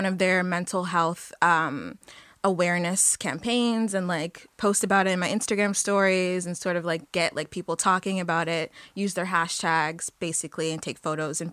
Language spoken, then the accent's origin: English; Toronto, Ontario, Canada; moved away as an adult; now in Halifax, Canada; we're from Toronto. It's a big city